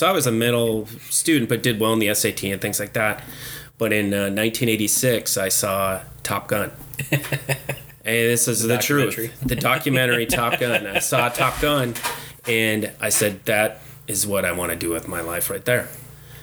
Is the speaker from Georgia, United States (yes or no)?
no; Superior, Wisconsin, United States; moved away as an adult; also born or lived in Texas; Born and raised in Superior, Wisconsin.